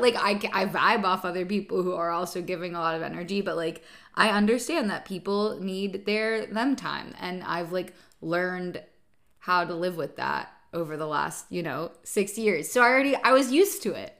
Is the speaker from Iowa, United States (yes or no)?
no; Southern California, United States; moved away as an adult; now in London, United Kingdom; I'm from Southern California